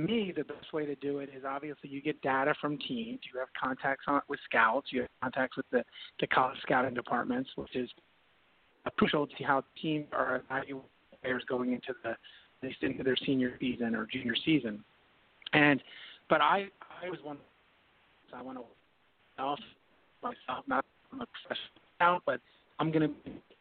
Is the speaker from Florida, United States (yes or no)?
yes; Miami, Florida, United States; now in Tampa, United States; I was raised in Miami